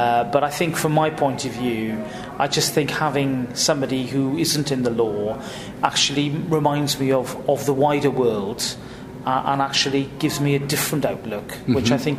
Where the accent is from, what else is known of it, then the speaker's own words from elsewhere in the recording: Llanelli, Wales, United Kingdom; I'm from a place called Llanelli, which is right on the edge of the coalfield of industrial South Wales, an industrial town, a big tin plate town. Mm-hmm. I grew up amongst a forest of chimneys.